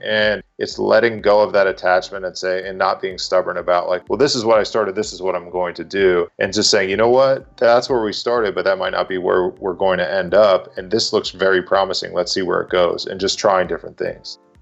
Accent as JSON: {"language": "English", "region": "Massachusetts", "country": "United States", "tie": "born or raised there", "also_born_or_lived": "North Carolina", "moved": "as an adult", "said": "I'm originally from Massachusetts, grew up, born and raised there."}